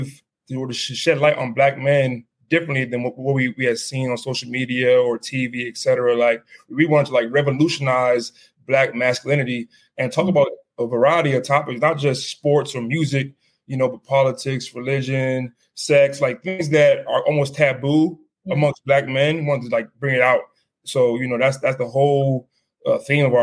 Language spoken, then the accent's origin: English; Silver Spring, Maryland, United States; I'm from Silver Spring, Maryland, from the D.C. area